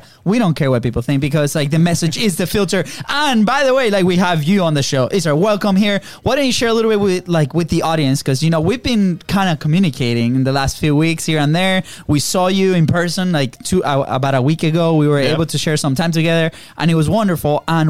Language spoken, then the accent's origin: English; Venezuela; now in United States; Because I'm from Venezuela. I'm from Venezuela.